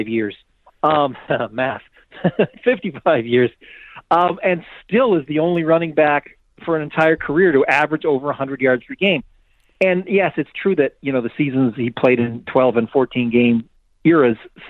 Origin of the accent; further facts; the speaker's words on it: Canada; I'm Canadian